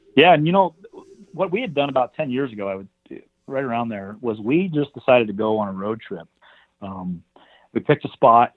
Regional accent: northwestern Montana, United States; I'm from here, Montana, um, the northwestern part of the state

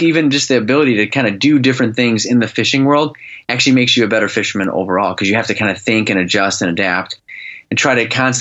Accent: Illinois, United States; moved away as an adult; now in Michigan, United States; I grew up in Illinois. Honestly, I lived in Illinois until I was 30, and then I moved to Michigan

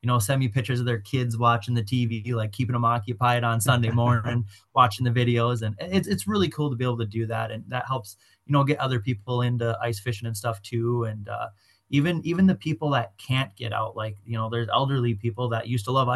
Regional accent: Oshkosh / Omro, Wisconsin, United States; I just pretty much grew up on the ice, on the water. And when we moved to Oshkosh or Omro, we lived like right by the Fox River

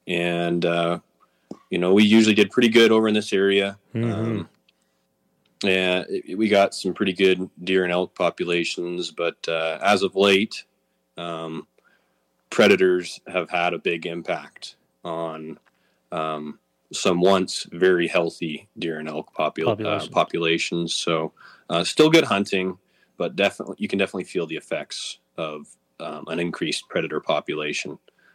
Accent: Missoula, Montana, United States; So born in Missoula, and my family moved west of Missoula, and we've been living in this country ever since.

